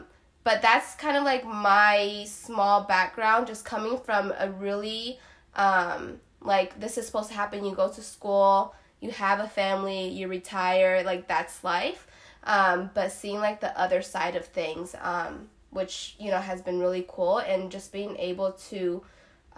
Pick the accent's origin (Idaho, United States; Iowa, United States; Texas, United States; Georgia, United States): Iowa, United States; moved away; also born or lived in Dallas; I'm actually originally from Iowa